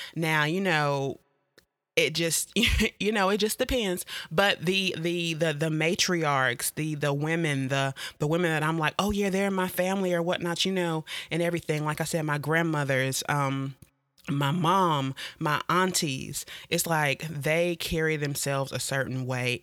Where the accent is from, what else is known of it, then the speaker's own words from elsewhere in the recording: Jacksonville, North Carolina, United States; I'm from Jacksonville, North Carolina, more specifically Camp Lejeune